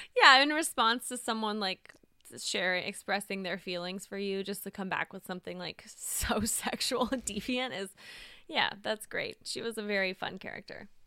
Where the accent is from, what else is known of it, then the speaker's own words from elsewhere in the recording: the South, United States; I'm from the South